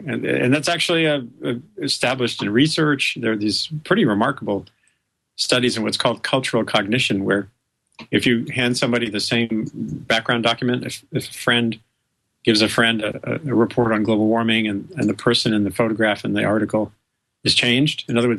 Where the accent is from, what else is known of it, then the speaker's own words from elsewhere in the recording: Rhode Island, United States; I grew up loving science. I grew up in Rhode Island, and I think my first real experiences of sort of wonder and excitement were in the natural world